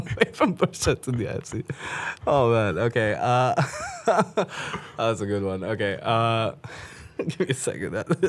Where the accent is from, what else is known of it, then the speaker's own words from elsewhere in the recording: Pakistan; I'm like, because I'm from Pakistan. And she's like, no, you're not. And I'm like, no, yes, I am. She's like, no, you're not. And I'm like, I think I would know where I'm from.